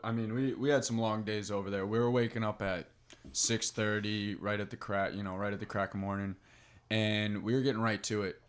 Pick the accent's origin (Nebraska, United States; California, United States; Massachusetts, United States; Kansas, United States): Massachusetts, United States; North Andover; I've lived in North End overall my life, went to North End over high school